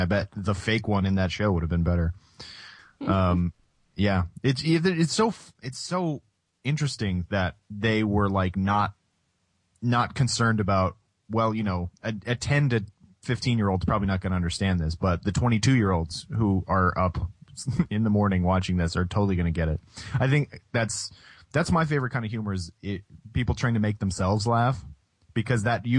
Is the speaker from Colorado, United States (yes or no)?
yes; Colorado, United States; I grew up in Colorado